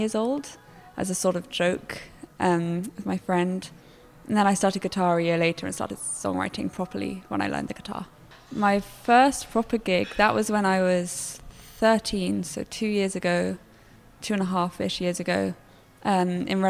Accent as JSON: {"language": "English", "town": "Cambridge", "region": "East of England", "country": "United Kingdom", "tie": "born or raised there", "said": "I'm from Cambridge. I grew up in Cambridge, lived here."}